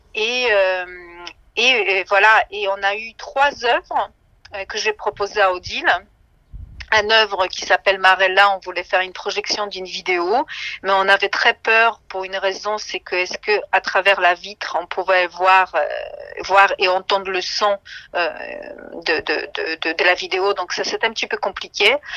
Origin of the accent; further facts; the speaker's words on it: Szczecin, West Pomeranian Voivodeship, Poland; moved away; je suis née à Stettin